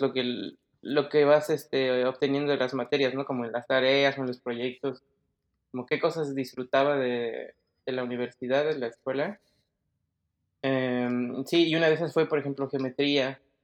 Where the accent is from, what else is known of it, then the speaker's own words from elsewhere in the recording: Mexico City, Mexico; moved away as an adult; now in Germany; yo nací en el DF, y mm, siempre estuve ahí, o sea, estuve ahí todo este tiempo hasta que ya me mudé